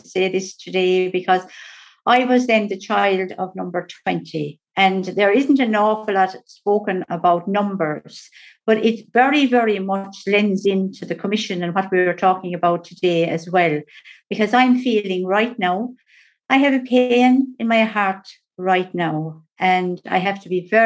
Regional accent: West Cork, Munster, Ireland; also born or lived in Tuam, Ireland; I did go to a most beautiful, lovely adopted family in West Cork

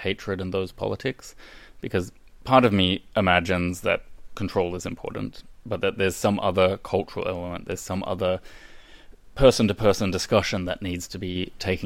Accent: Australia; moved away; my childhood growing up in Australia

